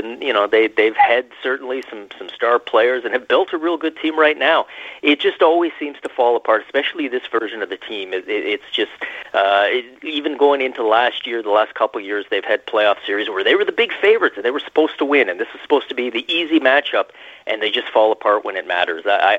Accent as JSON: {"language": "English", "town": "Toronto", "region": "Ontario", "country": "Canada", "tie": "born or raised there", "said": "I grew up in Toronto."}